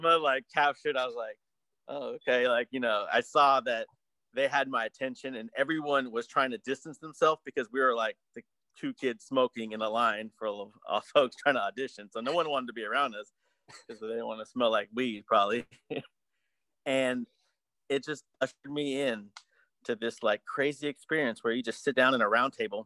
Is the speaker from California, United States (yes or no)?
yes; Berkeley, California, United States; we're from Berkeley, we go to Telegraph all the time